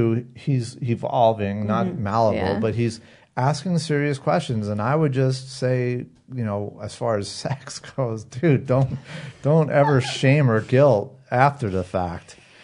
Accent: Boston, Massachusetts, United States; I'm from Boston, Massachusetts.

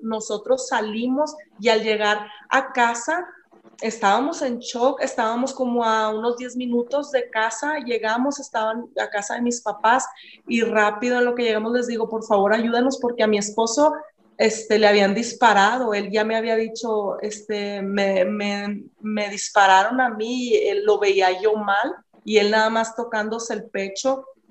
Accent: Ciudad Juárez, Chihuahua, Mexico; moved away as an adult; now in El Paso, United States; soy de Ciudad Juárez, ahí nací, ahí crecí hasta que ya me casé y tuve mis hijos, fue que me vine a vivir para El Paso, Texas

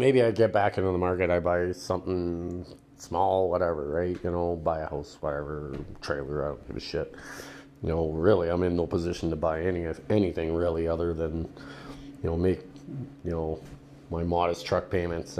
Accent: Canada; in Canada here, being Canadian

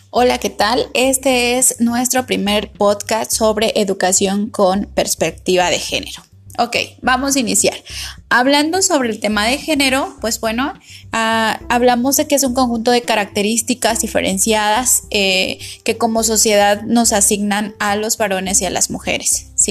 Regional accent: Mexico; como mexicanos

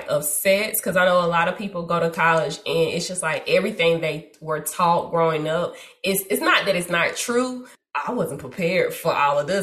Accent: the South, United States; I'm from the south.

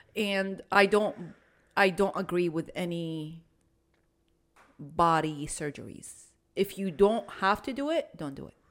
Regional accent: Iraq; now in United States; I'm an Arab. I'm from Iraq

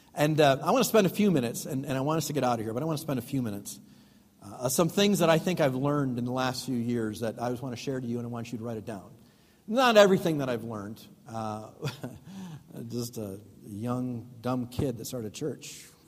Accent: Chicago, Illinois, United States; moved away as an adult; now in Waukesha, United States; we're from Chicago

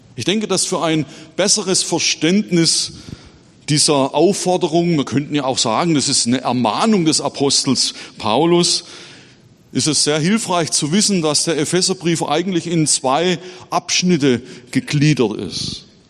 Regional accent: Baden-Württemberg, Germany; moved away as an adult; now in Erzhausen, Germany; heute mit euch Gottesdienst zu feiern in meiner Heimatgemeinde

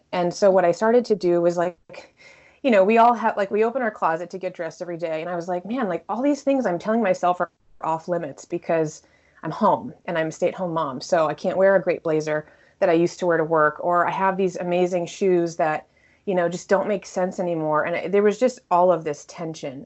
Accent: Connecticut, United States; also born or lived in Texas / New York; now in Washington, D.C., United States; I grew up in Connecticut, really close to New York

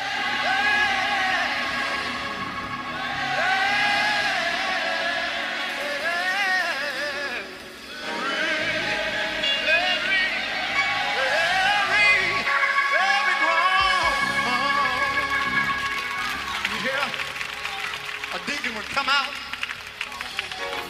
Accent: Mississippi, United States; I'm from Mississippi

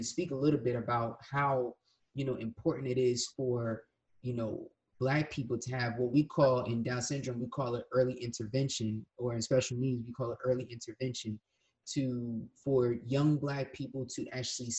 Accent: Willingboro, New Jersey, United States; when I was a kid, my family moved down to Willowboro

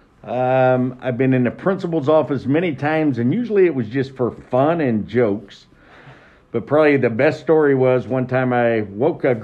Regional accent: Franklin, Indiana, United States; I'm from Franklin, south of Greenwood in Johnson County, not Franklin Central, Franklin Community. So I went to high school there, and then I decided to stay and be a hometownie

